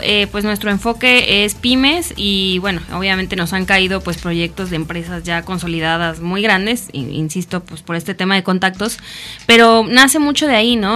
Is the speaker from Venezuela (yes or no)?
no; Mexico City, Mexico; moved away as an adult; now in Morelos, Mexico; yo vengo de la Ciudad de México, llevo cinco años viviendo ya aquí en Morelos